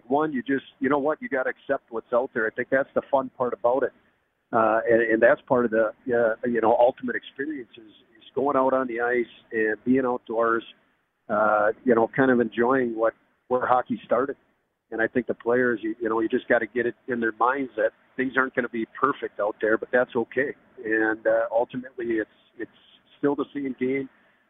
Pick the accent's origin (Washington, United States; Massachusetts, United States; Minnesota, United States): Minnesota, United States; Growing up in Minnesota, that's just what we did.